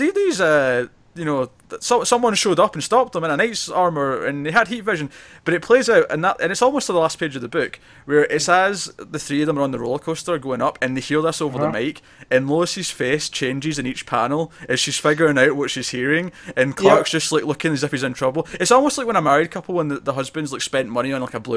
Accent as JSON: {"language": "English", "region": "Scotland", "country": "United Kingdom", "said": "I'm Scottish"}